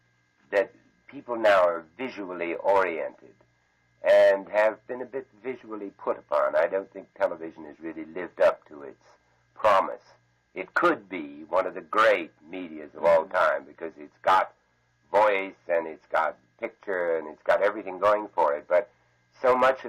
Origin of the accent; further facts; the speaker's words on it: United States; also born or lived in London; I'm an American